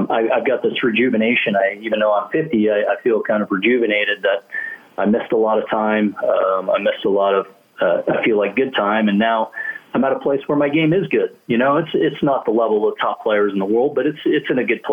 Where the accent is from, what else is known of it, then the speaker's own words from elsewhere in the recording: Canada; as a kid growing up in Canada